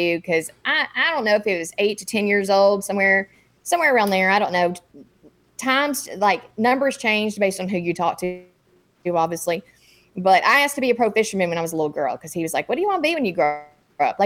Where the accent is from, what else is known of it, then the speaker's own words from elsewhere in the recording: Texas, United States; moved away as an adult; also born or lived in Korea / Fort Bragg; I grew up in Texas